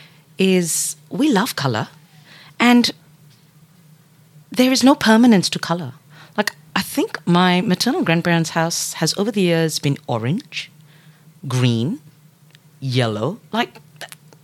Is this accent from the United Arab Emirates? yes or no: yes; Dubai, United Arab Emirates; also born or lived in Singapore / Odisha, India (family origin); now in Melbourne, Australia; I was born and raised in Dubai, and then grew up in other different parts of the United Arab Emirates